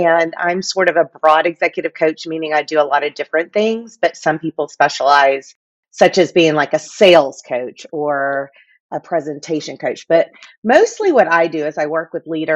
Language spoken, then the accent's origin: English; Fort Worth, Texas, United States; now in Coppell, United States; I'm from Fort Worth